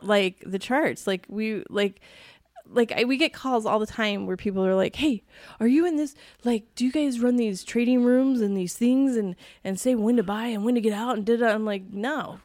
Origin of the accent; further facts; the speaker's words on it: East Coast, United States; moved away; growing up on the East Coast